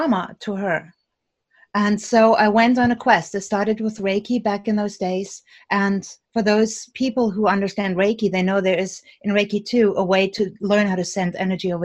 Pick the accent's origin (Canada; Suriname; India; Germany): Germany; now in United States; Now, I'm originally from Germany